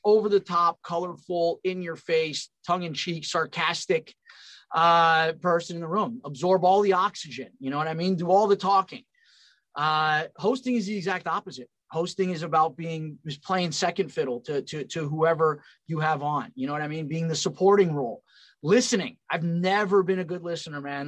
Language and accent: English; California, United States; moved away as an adult; also born or lived in Long Island, New York / Pennsylvania; I'm from California